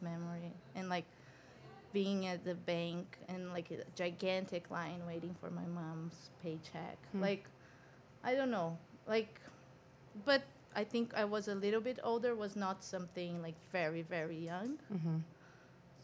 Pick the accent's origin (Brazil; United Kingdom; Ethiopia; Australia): Brazil; São Paulo; moved away as an adult; now in New York, United States; I was born in São Paulo, born and raised.